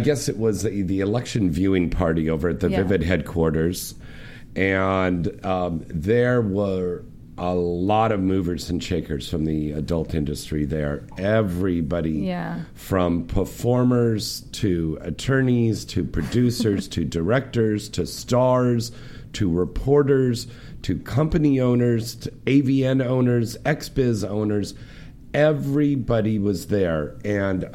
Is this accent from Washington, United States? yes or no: no; Santa Clara County, California, United States; my hometown area up there from Santa Clara County, where Silicon Valley